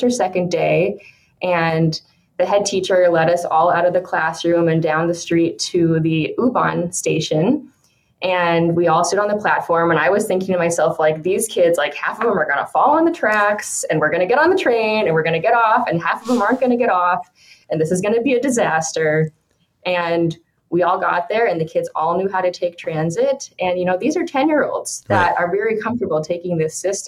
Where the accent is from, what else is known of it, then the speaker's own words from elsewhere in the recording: Billings, Montana, United States; moved away as an adult; also born or lived in Minnesota / Washington, D.C.; now in Sacramento, United States; I grew up in Billings, Montana